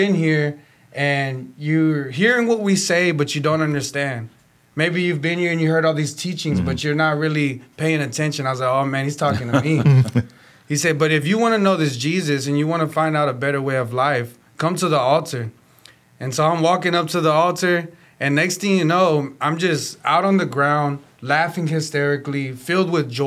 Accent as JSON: {"language": "English", "town": "Houston", "region": "Texas", "country": "United States", "said": "I'm from Houston, Texas"}